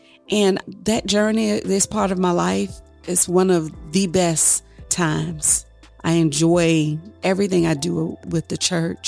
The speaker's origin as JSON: {"language": "English", "town": "Chesapeake", "region": "Virginia", "country": "United States", "tie": "born or raised there", "said": "I'm a wife. I'm a mother, a grandmother, a child of God. Where I grew up was in Chesapeake, Harbor North."}